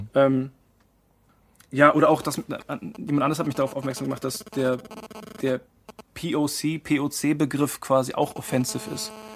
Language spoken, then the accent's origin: German; Marktleuthen, Bavaria, Germany; moved away as an adult; also born or lived in Frankfurt / Mannheim; bin da quasi über einer ja, gut bürgerlichen äh, Gastwirtschaft groß geworden